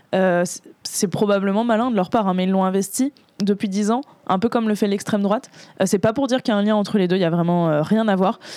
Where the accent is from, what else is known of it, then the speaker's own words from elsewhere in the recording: Boulogne-Billancourt, Île-de-France, France; j'ai grandi à Boulogne